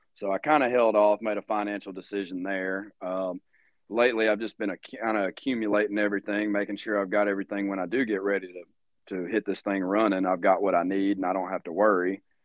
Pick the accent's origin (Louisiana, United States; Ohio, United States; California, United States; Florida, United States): Louisiana, United States; now in Kansas, United States; I'm from Louisiana, and I thought we had bad mosquitoes down there